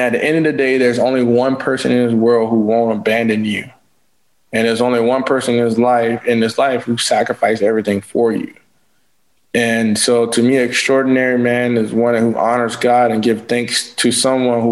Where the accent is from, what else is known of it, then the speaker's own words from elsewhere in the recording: St. George, South Carolina, United States; I was born in St. George, South Carolina